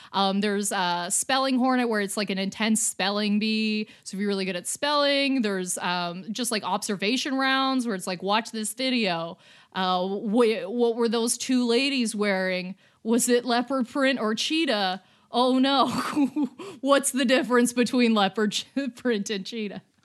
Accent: Canada; as a Canadian

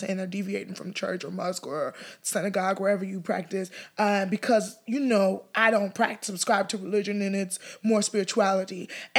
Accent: Nigeria; now in United States; I'm Nigerian

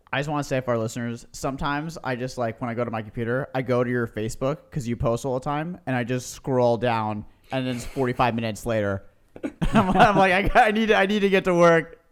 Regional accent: Marin County, Northern California, United States; we grew up in Northern California, so that in Marin County

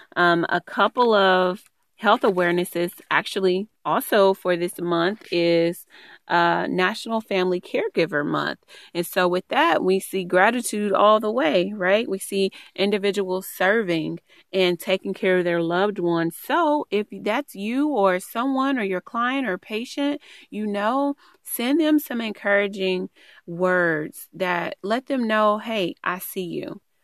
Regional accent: East Texas, United States; moved away; I'm originally from East Texas

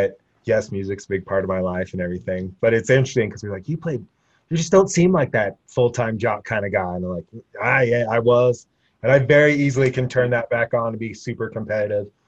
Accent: Laramie, Wyoming, United States; I lived in Laramie. I was from Laramie.

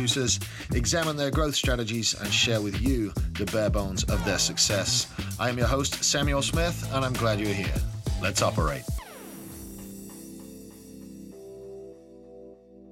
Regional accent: England, United Kingdom; moved away as an adult; also born or lived in America; now in United States; I grew up in England, as you can probably tell

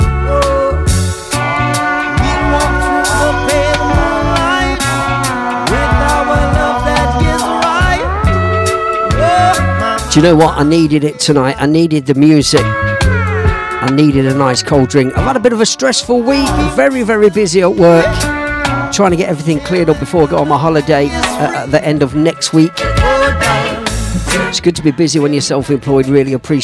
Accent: Leicester, East Midlands, United Kingdom; my hometown, just near to the High Cross in Leicester City Centre

